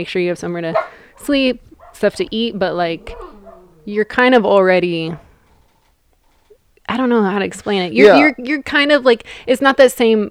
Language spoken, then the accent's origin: English; Eugene, Oregon, United States; moved away as an adult; also born or lived in Washington; now in Southern California, United States; I'm from Eugene